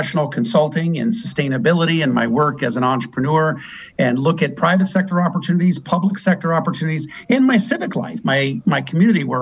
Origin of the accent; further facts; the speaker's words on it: Bellingham, Washington, United States; now in Seattle, United States; We both went to the same high school, Seaham High School in Bellingham. We grew up in Bellingham